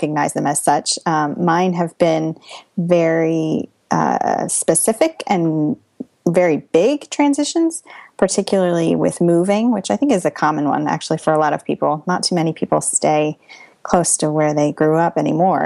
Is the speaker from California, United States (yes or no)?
no; Pennsylvania, United States; moved away as an adult; now in New Jersey, United States; We are originally from Pennsylvania